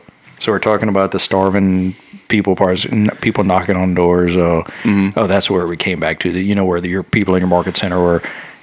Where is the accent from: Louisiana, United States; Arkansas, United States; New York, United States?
Louisiana, United States; now in League City, United States; I'm from Louisiana, and when I moved here to League City